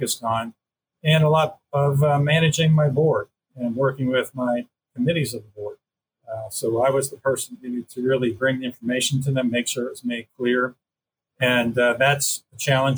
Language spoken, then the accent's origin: English; Long Island, New York, United States; moved away as an adult; I'm a native of Long Island, New York. So I lived there until I went away to college